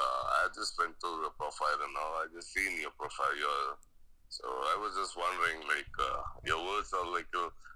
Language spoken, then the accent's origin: English; India; I'm from India